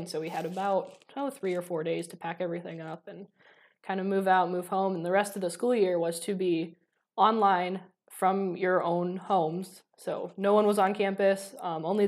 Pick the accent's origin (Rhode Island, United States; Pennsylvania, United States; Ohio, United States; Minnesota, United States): Ohio, United States; Defiance; moved away; I'm from Defiance originally, so I went back there